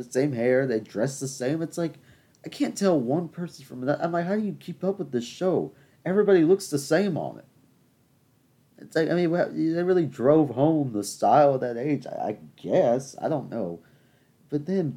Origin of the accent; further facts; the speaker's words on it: the South, United States; because I'm from the South, and that's how we speak down here.